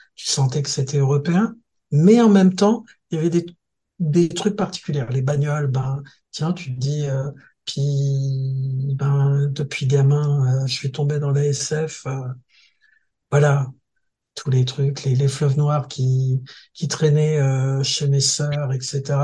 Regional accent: Thionville, Grand Est, France; étant Mosellan, nous, on a une particularité dans, si tu veux, j'ai grandi à Thionville

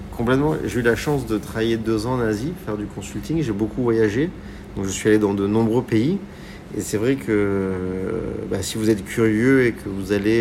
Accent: Var, Provence-Alpes-Côte d'Azur, France; now in Paris, France; j'ai grandi dans le Var, j'ai grandi aussi en Provence

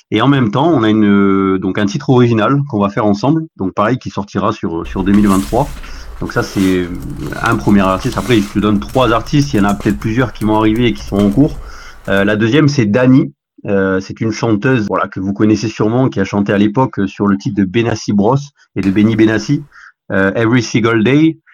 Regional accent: Corsica, France; chez moi en Corse.

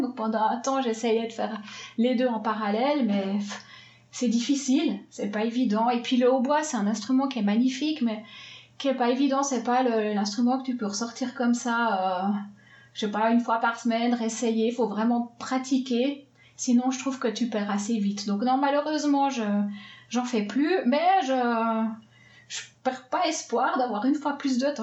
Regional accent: Swiss Jura, Switzerland; now in Geneva, Switzerland; Je viens de Suisse. Alors, je viens du Jura suisse, mais depuis bientôt 20 ans maintenant, j'habite à Genève.

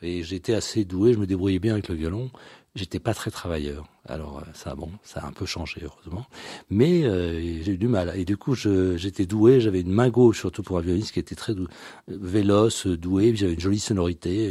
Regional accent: France; also born or lived in Brussels; je suis né en France, même si euh, toute ma famille, il euh, n'y a pas un seul Français dans ma famille

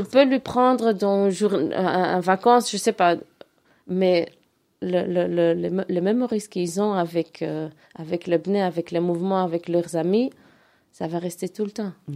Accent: Antwerp, Flanders, Belgium; je suis grandi en Verse

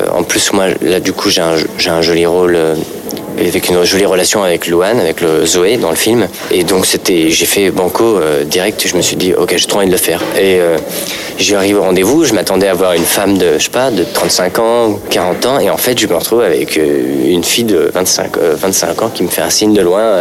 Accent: Paris, Île-de-France, France; je suis parisien, je suis plutôt bobo

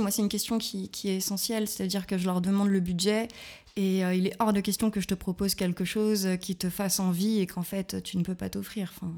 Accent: Lyon, Auvergne-Rhône-Alpes, France; moved away as an adult; now in Berlin, Germany; je viens de Lyon, une vraie croix-roussienne

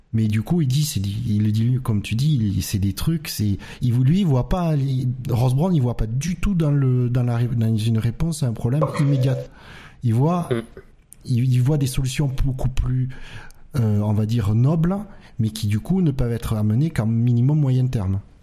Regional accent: France; en tant que Français européen

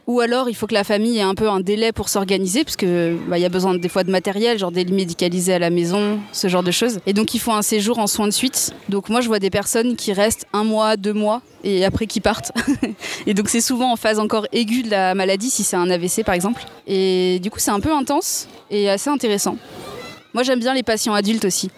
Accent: Seine-et-Marne, Île-de-France, France; je suis née en Seine-et-Marne

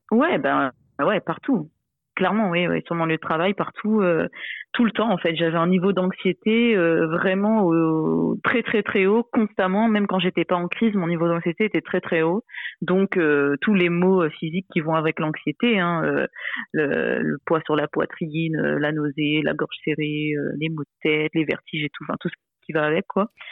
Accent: Réunion; je suis réunionnaise

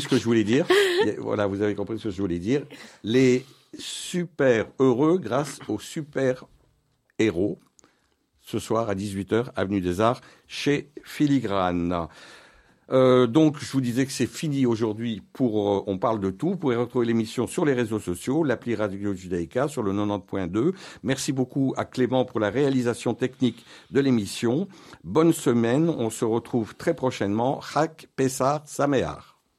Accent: Belgium; notre pays, la, Belgique

